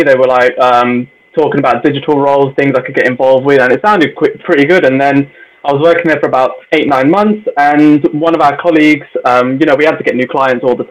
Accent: Birmingham, West Midlands, United Kingdom; I'm from Handsworth as well. We lived like full on Jamaican community

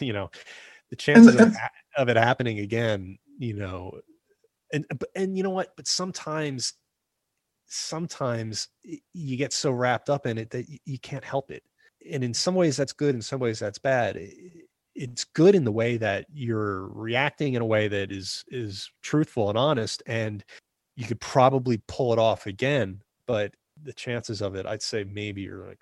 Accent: New Jersey, United States; I'm from New Jersey

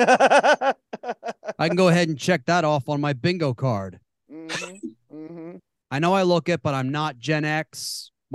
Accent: Baltimore, Maryland, United States; He and I were both born and raised in Baltimore, Maryland

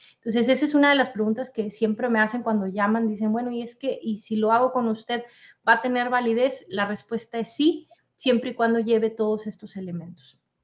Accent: Mexico; now in United States; tú y yo somos de México, ¿verdad? Pero vivimos aquí en Estados Unidos

